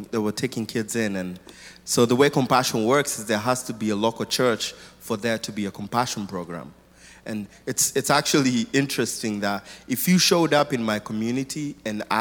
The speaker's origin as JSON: {"language": "English", "region": "Nairobi", "country": "Kenya", "tie": "born or raised there", "said": "I was born in Nairobi, Kenya, in a family of 3 boys"}